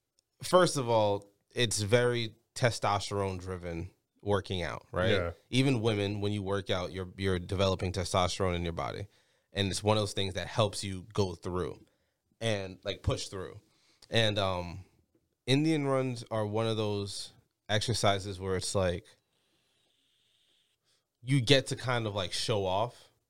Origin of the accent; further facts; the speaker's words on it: Jamaica; now in United States; I'm Jamaican